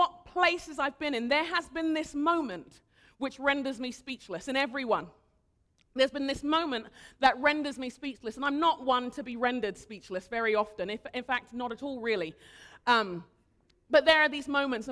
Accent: United Kingdom; moved away; also born or lived in Nigeria; I'm a Brit, live here now

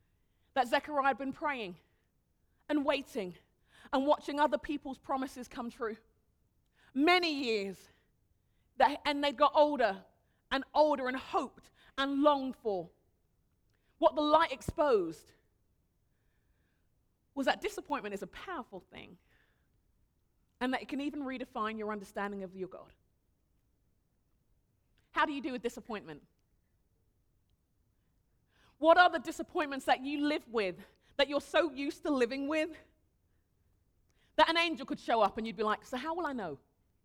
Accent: Nigeria; I'm really respectful of my elders. I'm Nigerian. It's what we do.

